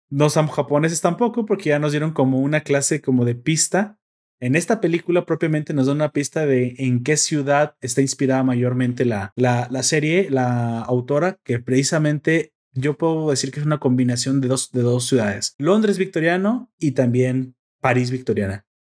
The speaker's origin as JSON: {"language": "Spanish", "country": "Mexico"}